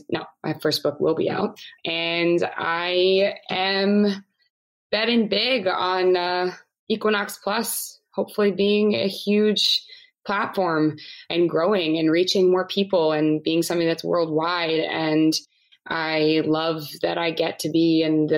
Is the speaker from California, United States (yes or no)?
no; Maryland, United States; I'm from Maryland